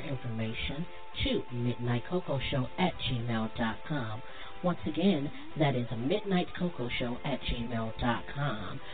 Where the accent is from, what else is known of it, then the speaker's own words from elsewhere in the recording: United States; I am an American